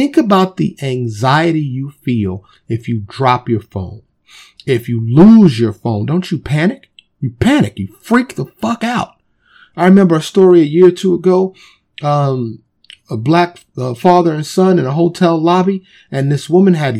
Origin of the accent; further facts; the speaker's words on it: New York City, New York, United States; growing up in New York City